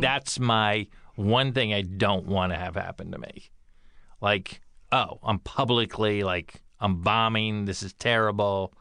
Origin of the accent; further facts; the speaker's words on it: East Coast, United States; I'm from the East Coast